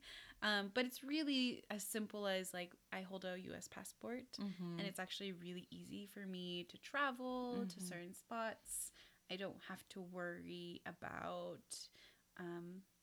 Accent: United States; I was born in the U.S., I am Filipino, which do have indigenous background

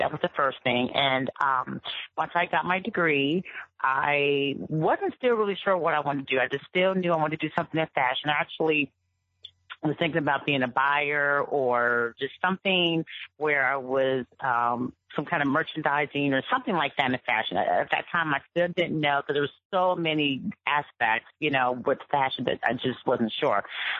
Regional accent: Cincinnati, Ohio, United States; moved away as an adult; also born or lived in Los Angeles; I'm from originally from Cincinnati, Ohio.

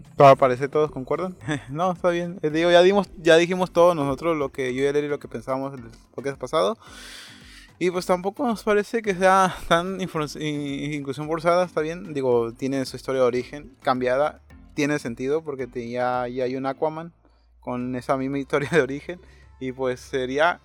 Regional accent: Mexico; somos mexicanos

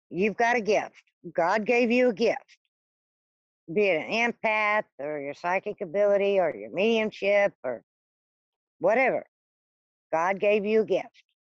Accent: Louisiana, United States; born there; I was born in South Louisiana. My mom's a gypsy. My dad's a uh, Cajun. And down in South Louisiana, they have more people that believe in things like witchcraft and voodoo and hoodoo and all that.

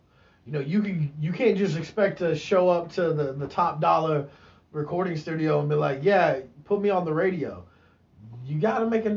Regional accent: Atlanta, Georgia, United States; now in Oklahoma, United States; in Atlanta, which is my hometown

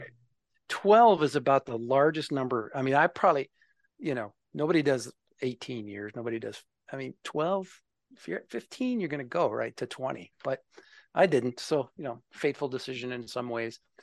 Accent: Minnesota, United States; moved away as an adult; now in West Chester, Pennsylvania, United States; I'm originally from Minnesota

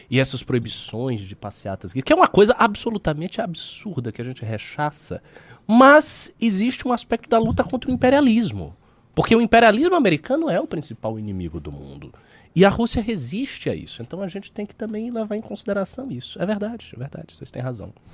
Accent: Northeast Region, Brazil; now in São Paulo, Brazil; Eu se diz que eu sou nordestina, eu sofro isso na pele aqui em São Paulo.

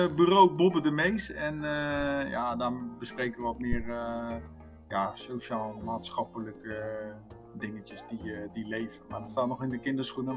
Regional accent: Netherlands; wij als Nederlander

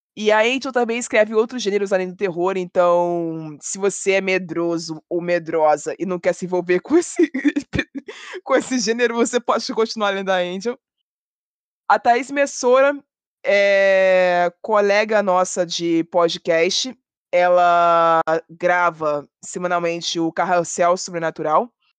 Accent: Rio de Janeiro, Brazil; eu sou do Rio de Janeiro

